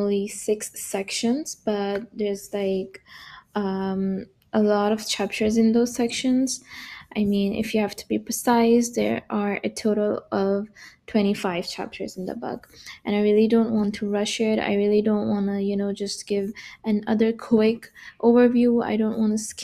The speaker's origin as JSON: {"language": "English", "country": "Pakistan", "moved": "yes", "lives_now": "Berlin, Germany", "said": "I'm from Pakistan originally. Currently I'm living, studying and working in Germany. I'm in Berlin"}